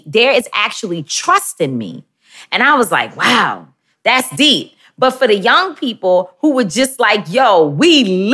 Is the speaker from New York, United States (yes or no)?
yes; New York City, New York, United States; also born or lived in Bronx, New York; I grew up in Harlem, where Flyness was created.